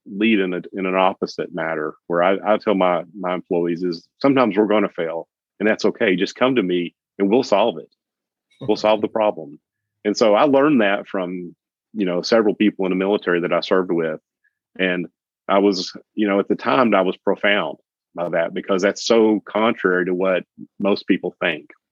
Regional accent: Knoxville, Tennessee, United States; moved away as an adult; also born or lived in Jacksonville, Florida; It's my hometown where I'm where I was born and raised

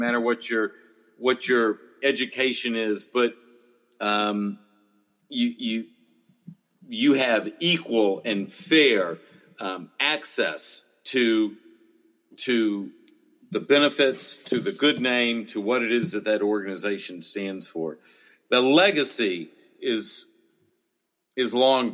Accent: United States

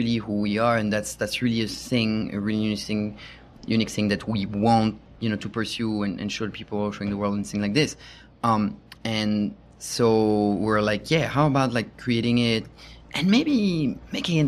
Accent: Paris, Île-de-France, France; English is a second language; moved away as an adult; now in United States; I'm from France. Maybe you recognize my accent. Born and raised in Paris.

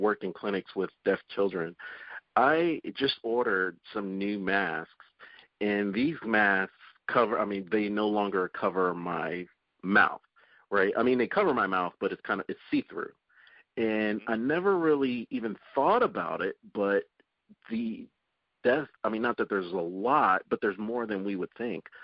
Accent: Delaware Valley, United States; moved away; I'm originally from the Delaware Valley, I mean, we had generations of family that still live there

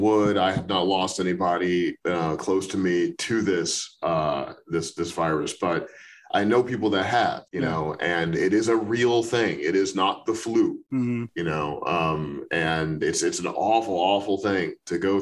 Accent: St. Louis, Missouri, United States; moved away as an adult; also born or lived in Chicago / New York; now in Los Angeles, United States; I was born in Chicago, but I don't remember it because I moved to St. Louis when I was like 1 year old or something. So I grew up in Missouri.

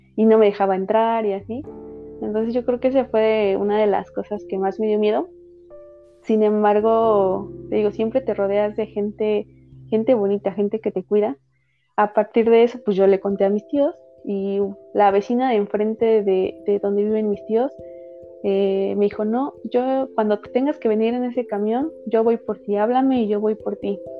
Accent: Tlahuelilpan, Hidalgo, Mexico; moved away as an adult; also born or lived in Pachuca; now in Mexico City, Mexico; yo soy originaria de Hidalgo, pero actualmente vivo en la Ciudad de México

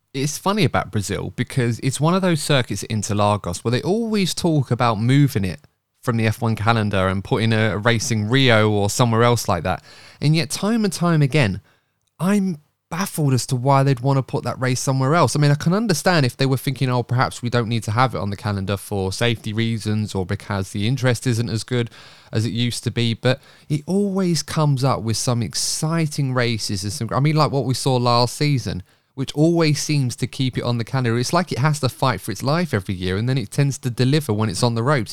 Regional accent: United Kingdom; being British

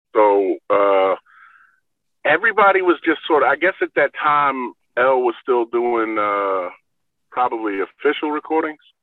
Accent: New York, United States; we're from New York in the, you know, late 80s, early 90s

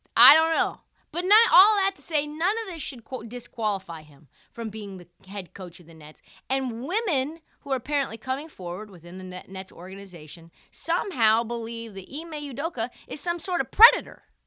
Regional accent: Portland, Oregon, United States; I am from Portland, Oregon. I lived, I grew up, like, a mile away from Email You DOCA

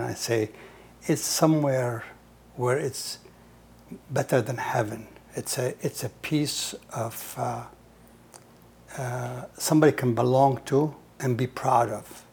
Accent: Nazareth, Israel; English is a second language; moved away as an adult; now in United States; I was born in Nazareth

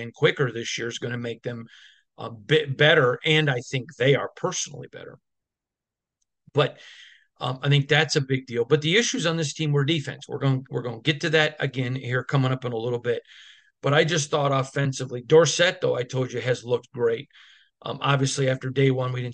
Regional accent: Michigan, United States; now in Las Vegas, United States; I grew up in Michigan, covered the Lions

